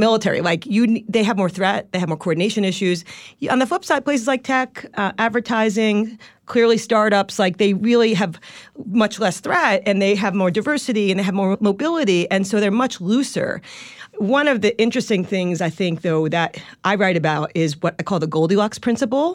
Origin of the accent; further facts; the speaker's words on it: Long Island, New York, United States; accent: Long Island; moved away; a sheltered Long Island kid